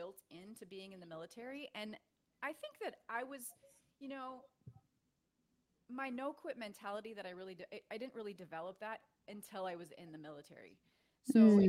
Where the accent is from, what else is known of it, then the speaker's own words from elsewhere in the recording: Minnesota, United States; I grew up in Minnesota and I was an athlete.